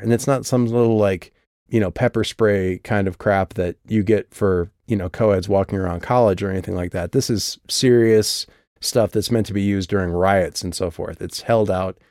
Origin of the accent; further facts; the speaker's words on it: South Dakota, United States; I grew up in South Dakota where everything is said wrong